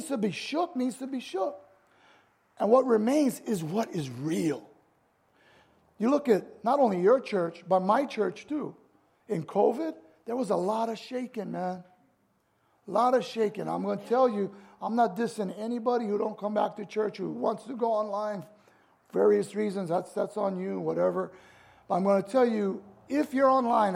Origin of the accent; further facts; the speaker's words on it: United States; I'm an American